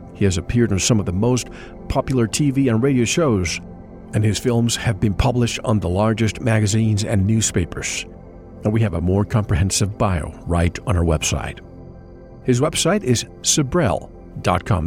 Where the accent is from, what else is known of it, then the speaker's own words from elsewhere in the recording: Puerto Rico; I grew up in Puerto Rico